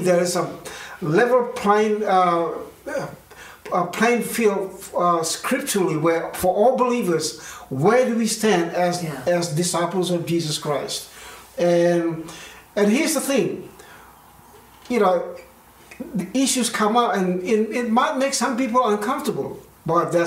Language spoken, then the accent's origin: English; Indonesia; now in Australia; growing up in Indonesia